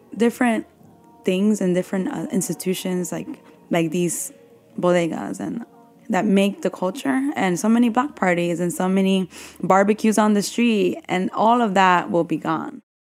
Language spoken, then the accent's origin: English; New York City, New York, United States; I grew up in Bushwick